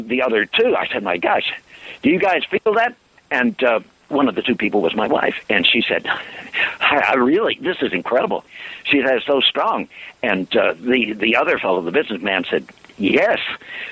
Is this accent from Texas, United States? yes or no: yes; South Texas, United States; I'm from South Texas